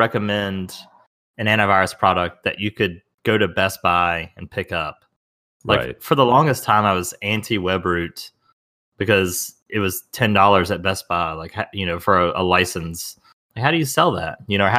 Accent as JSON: {"language": "English", "region": "the South", "country": "United States", "said": "Because I'm a Southerner. I think I just run it all together like most things."}